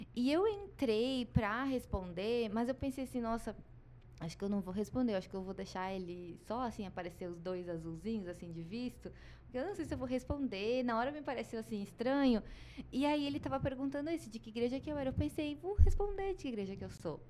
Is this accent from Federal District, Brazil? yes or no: no; Gaúcha, Rio Grande do Sul, Brazil; moved away; eu sou gaúcha, sou psicóloga.